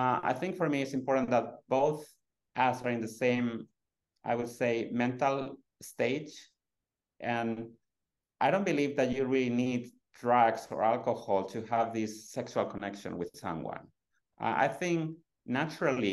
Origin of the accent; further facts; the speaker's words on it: Madrid, Community of Madrid, Spain; moved away as an adult; now in Sweden; I was born in Madrid 42 years ago